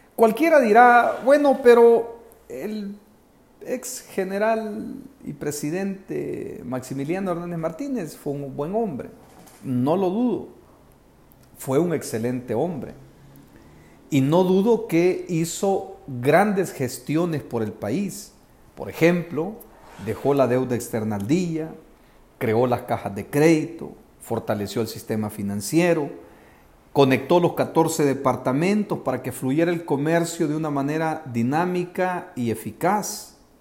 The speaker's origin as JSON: {"language": "Spanish", "country": "El Salvador", "said": "los salvadoreños"}